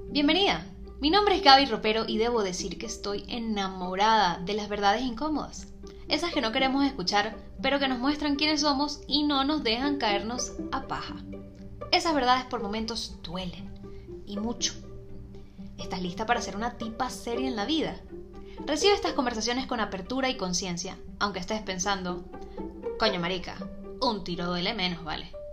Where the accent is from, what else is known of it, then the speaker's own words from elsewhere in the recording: Maracaibo, Zulia, Venezuela; Yo soy maracucha, nací en el noventa y uno